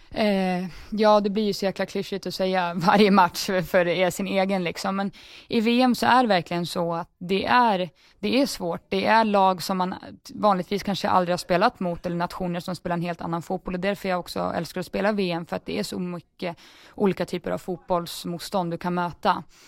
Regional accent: Sweden; moved away as an adult; now in England, United Kingdom

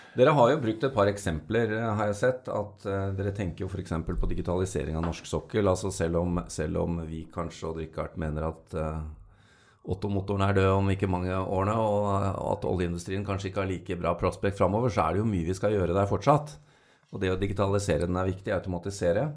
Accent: Norway; som nordmenn

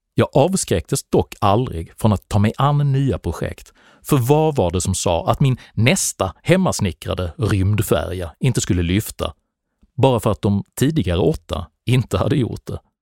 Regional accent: Malmö, Skåne, Sweden; Jag växte upp i Malmö på 70-talet

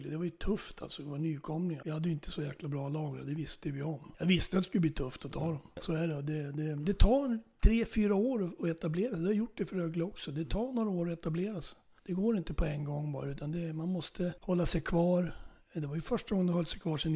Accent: Norrland, Sweden; now in Flen, Sweden; jag är ju norrlänning så jag är, jag är uppe i min hemgård ibland.

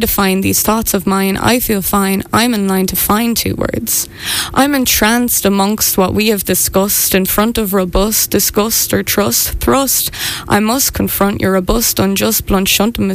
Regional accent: Morriscastle, County Wexford, Ireland; now in Dublin, Ireland; I'm from Morriscastle, and my parents have a cafe as well

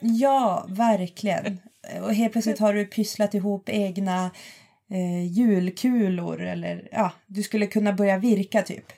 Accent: Boden, Norrbotten County, Sweden; moved away as an adult; also born or lived in Jokkmokk / Lund; jag kommer från Jokkmokk, har bott stora delar av min uppväxt i Boden, eh, flyttade ner till Lund när jag var arton

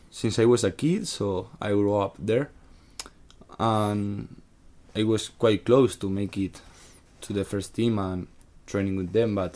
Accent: Sagunto, Valencian Community, Spain; but I am from Sagunto, mm. that is 20 meters. Wait, sorry, 20, 20 kilometers from mm. Valencia. So I was living home.

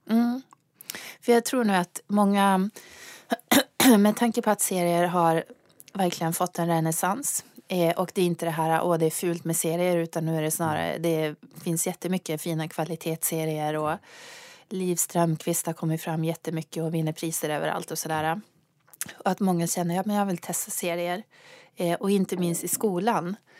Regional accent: Luleå, Norrbotten County, Sweden; Jag kommer från Luleå

